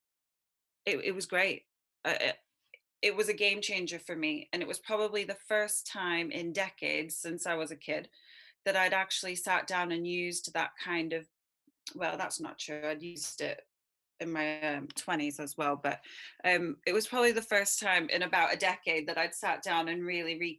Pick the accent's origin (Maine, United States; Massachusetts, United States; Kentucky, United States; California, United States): California, United States; Southern; I was brought up in Southern California in a family, both my parents did yoga